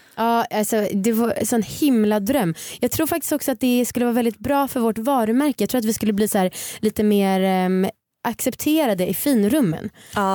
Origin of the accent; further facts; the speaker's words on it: Stockholm, Stockholm County, Sweden; Jag är uppvuxen i Stockholm.